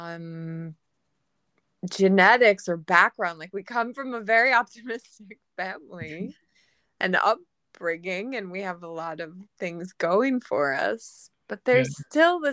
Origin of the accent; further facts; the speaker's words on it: Philadelphia, Pennsylvania, United States; growing up in Northeast Philadelphia